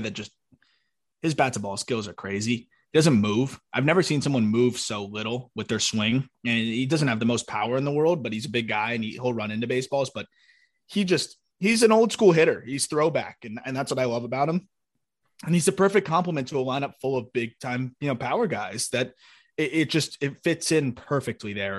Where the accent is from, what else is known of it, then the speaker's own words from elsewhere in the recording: South Florida, United States; I'm from Florida. Like, South Florida